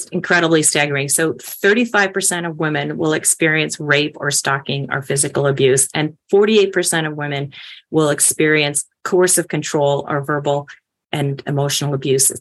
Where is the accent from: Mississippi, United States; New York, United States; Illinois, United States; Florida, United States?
Illinois, United States; Chicago; I'm from Chicago